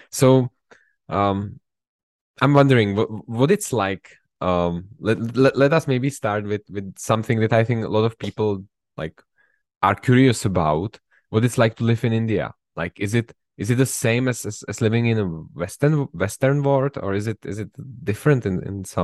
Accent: Prague, Czechia; in prague yeah in prague

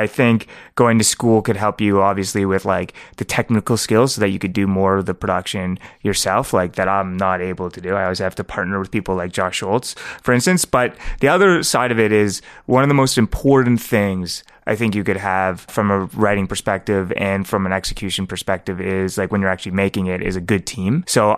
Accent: Toronto, Ontario, Canada; I'm New York Mills. I'm a York Mills Jew.

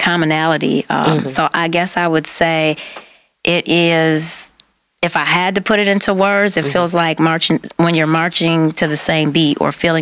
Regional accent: Detroit, Michigan, United States; also born or lived in East Lansing, Michigan; I don't know anything else but Detroit. So I would have to say from day one

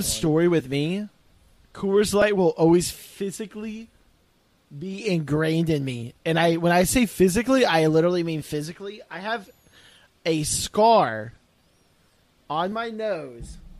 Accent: Texas, United States; also born or lived in Oklahoma; I moved here when I was ten

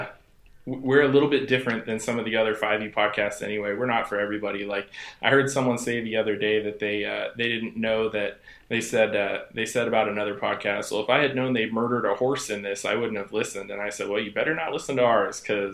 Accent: San Jose, California, United States; moved away as an adult; now in Portland, United States; I grew up in San Jose, and I moved here right out of high school

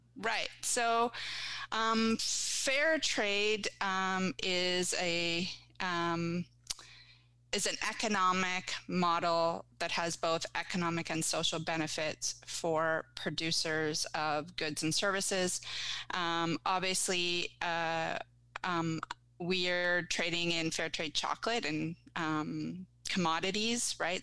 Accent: Guelph, Ontario, Canada; moved away as an adult; also born or lived in Vancouver; now in Ottawa, Canada; I grew up in Guelph

